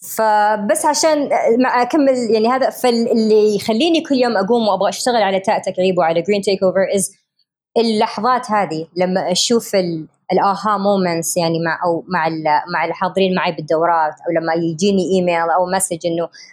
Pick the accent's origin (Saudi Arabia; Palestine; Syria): Saudi Arabia; Riyadh, Riyadh Province; moved away; also born or lived in United States; أنا كسعودية أمريكية تربيت في يعني مولودة في أمريكا تربيت في الرياض عايشه في امريكا 20 سنه